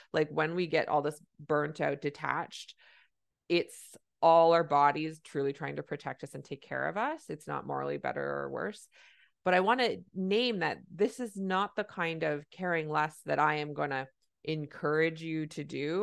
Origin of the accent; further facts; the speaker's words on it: Canada; I'm a Canadian family physician